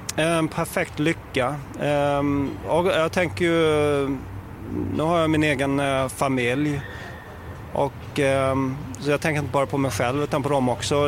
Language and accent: Swedish; Sweden; som svensk